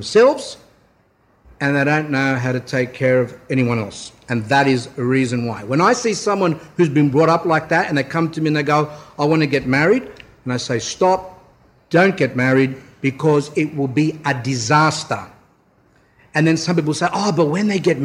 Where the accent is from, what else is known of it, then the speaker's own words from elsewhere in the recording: Australia; we're Australian